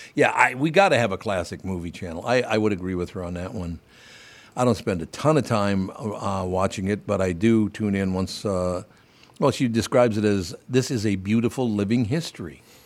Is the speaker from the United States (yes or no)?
yes; Minneapolis, Minnesota, United States; also born or lived in New York; Growing up in Minneapolis, St. Paul